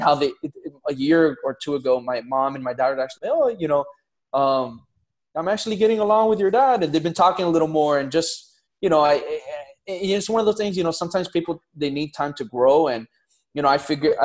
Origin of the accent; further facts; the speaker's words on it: Miami, Florida, United States; born and raised in Miami. So Miami native, 305.